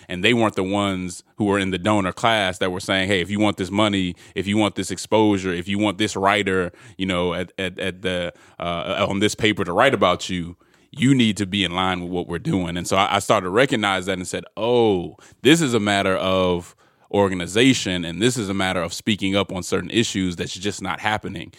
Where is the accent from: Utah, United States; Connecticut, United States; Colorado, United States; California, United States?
Colorado, United States; Denver; I'm originally from Denver, Colorado